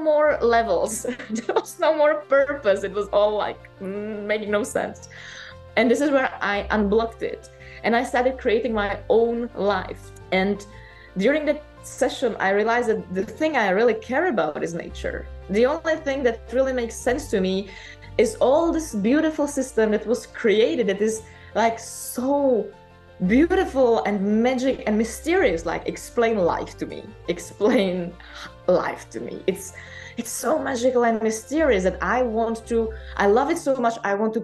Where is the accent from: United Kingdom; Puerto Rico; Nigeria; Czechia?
Czechia; moved away as an adult; also born or lived in Paris, France; I moved back from Paris to Czech Republic and stayed with my mom for a while